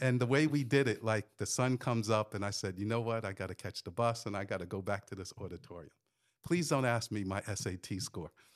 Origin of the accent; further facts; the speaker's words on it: northern New Jersey, United States; moved away; also born or lived in New York; I grew up in New Jersey, uh, northern New Jersey, uh, did a little bit of time in New York